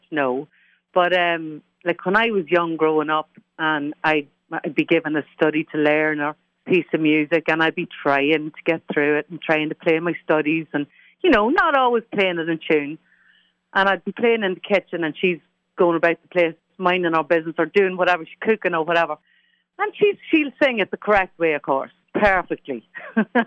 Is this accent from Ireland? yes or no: yes; Ireland; As an Irish person